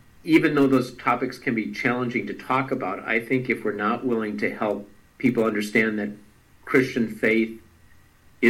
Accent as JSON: {"language": "English", "town": "Duluth", "region": "Minnesota", "country": "United States", "tie": "born or raised there", "moved": "yes", "lives_now": "Michigan, United States", "said": "I grew up in Duluth, Minnesota."}